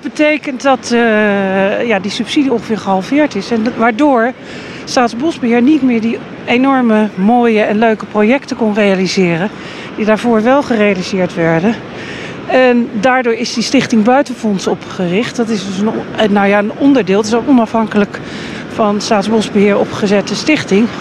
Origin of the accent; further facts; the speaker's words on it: Hoek van Holland, South Holland, Netherlands; also born or lived in The Hague; Ik ben in uh, Hoek van Holland opgegroeid. In Den Haag geboren weliswaar